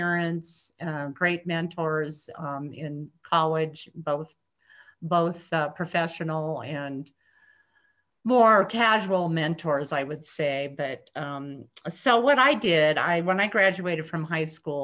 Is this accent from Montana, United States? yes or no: yes; Montana, United States; moved away as an adult; also born or lived in Minnesota; growing up in Montana